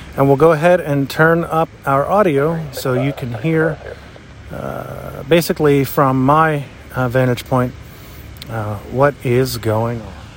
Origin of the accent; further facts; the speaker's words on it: New Florence, Pennsylvania, United States; here in my hometown of New Florence, Pennsylvania